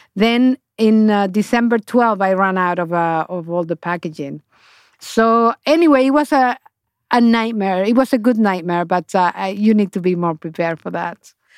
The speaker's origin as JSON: {"language": "English", "country": "Honduras", "second_language": "English", "moved": "as an adult", "lives_now": "New York, United States", "said": "i went back to honduras"}